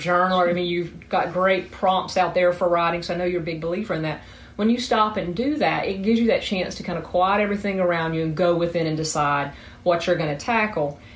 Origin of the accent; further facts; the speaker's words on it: South Georgia, United States; accent: southern; moved away as an adult; now in Huntington Beach, United States; I'm from Georgia particularly South Georgia, where is the accents from